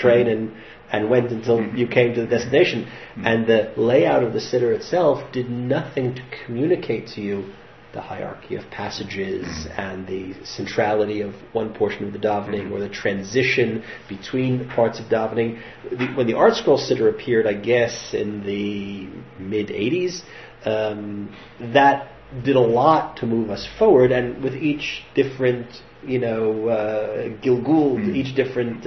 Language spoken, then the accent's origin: English; United States; moved away; when I was a kid growing up in the United States